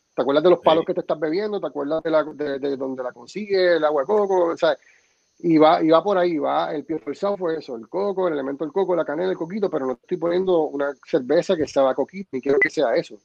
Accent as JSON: {"language": "Spanish", "country": "Puerto Rico", "said": "así somos los boricuas"}